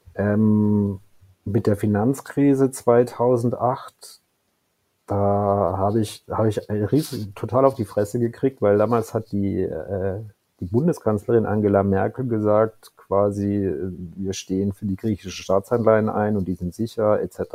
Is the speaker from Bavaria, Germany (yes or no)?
no; Karlsruhe, Baden-Württemberg, Germany; 1978 geboren in Karlsruhe